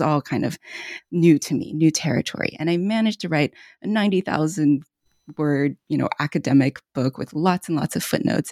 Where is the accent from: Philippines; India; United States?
United States; born or raised there; also born or lived in China